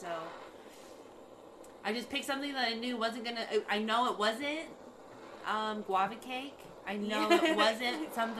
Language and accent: English; Washington, United States; I'm from Washington.